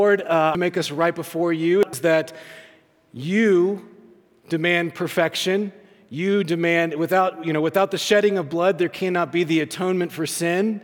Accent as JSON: {"language": "English", "region": "the South", "country": "United States", "tie": "born or raised there", "said": "when I was growing up, growing up in the South, and I grew up in the church"}